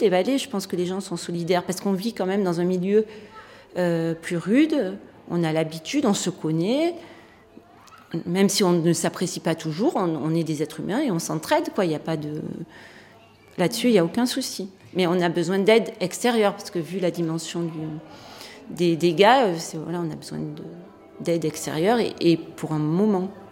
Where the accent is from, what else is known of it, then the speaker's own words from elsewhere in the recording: Breil-sur-Roya, Provence-Alpes-Côte d'Azur, France; moved away as an adult; also born or lived in Nice; Je suis née à Breil. Il y avait une maternité à l'époque